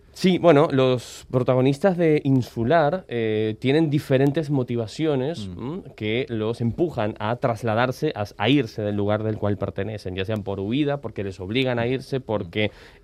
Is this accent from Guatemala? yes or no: no; Argentina; moved away as an adult; now in Barcelona, Spain; nací en Argentina, llevo ya más de 16, 17 años en Barcelona